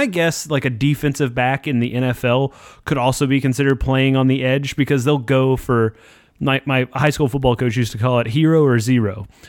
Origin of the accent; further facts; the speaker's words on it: United States; as an American who's like familiar with American football and American sports in general